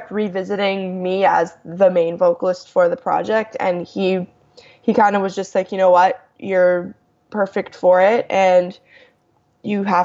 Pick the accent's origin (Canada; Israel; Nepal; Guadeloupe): Canada; Toronto, Ontario; I'm from Toronto.